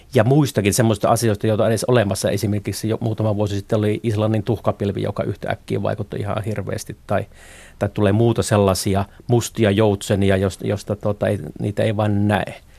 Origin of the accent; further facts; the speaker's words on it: Haapavesi, North Ostrobothnia, Finland; moved away; mä olen syntynyt Haapavedellä tuolla Pohjois-Pohjanmaan etelä, eteläosissa